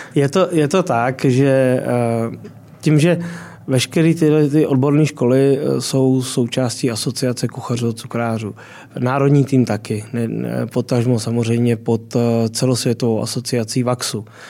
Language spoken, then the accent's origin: Czech; Děčín, Ústí nad Labem Region, Czechia; já jsem z Děčína až dál, takže jsem na hranicích